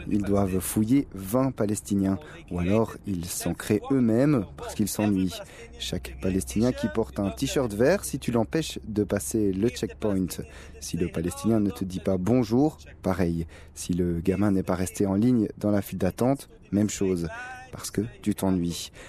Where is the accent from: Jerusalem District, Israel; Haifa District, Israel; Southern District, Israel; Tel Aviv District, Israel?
Tel Aviv District, Israel; Tel Aviv; Je suis né et j'ai grandi à Tel Aviv.